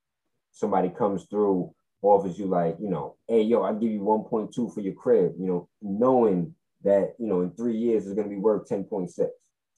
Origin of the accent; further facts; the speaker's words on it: Fort Greene, New York, United States; I grew up in Fort Greene, and that, you know, downtown is not what it used to be.